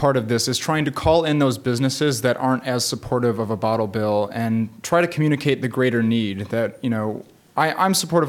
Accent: Michigan, United States; now in Iowa City, United States; When I grew up in Michigan, we had a 10 cents per bottle

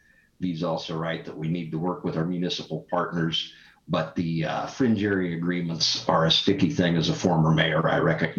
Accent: Wyoming, United States; now in Johnson County, Iowa, United States; I'm from Wyoming.

